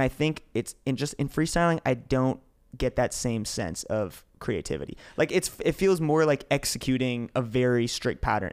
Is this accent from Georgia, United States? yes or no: no; New York, United States; I grew up in New York. I didn't even grow up in the city